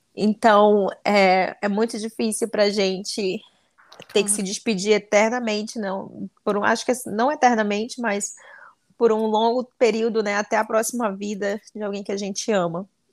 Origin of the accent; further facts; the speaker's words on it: Anori, Amazonas, Brazil; no interior do Amazonas, vai ser lá em Anori, onde eu nasci